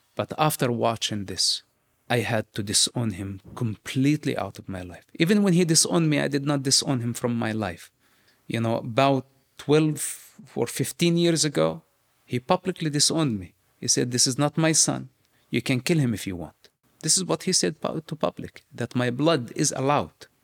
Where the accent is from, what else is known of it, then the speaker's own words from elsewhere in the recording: West Bank, Palestine; moved away; I grew up in the West Bank